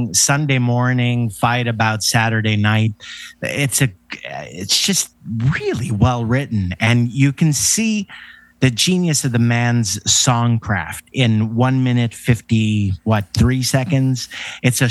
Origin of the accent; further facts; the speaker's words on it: Canada; I'm a Canadian kid.